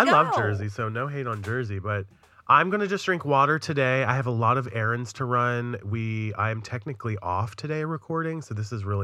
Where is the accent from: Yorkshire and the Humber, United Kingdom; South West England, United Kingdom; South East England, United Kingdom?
Yorkshire and the Humber, United Kingdom; Leeds; I'm not from in London. Leeds. I'm from Leeds.